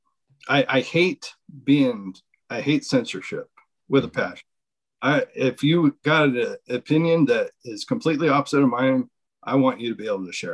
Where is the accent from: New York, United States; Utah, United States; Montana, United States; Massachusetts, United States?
Montana, United States; my home state, Montana